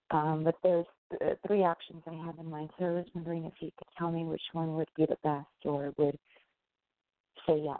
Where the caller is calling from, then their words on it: New York, United States; …, New York.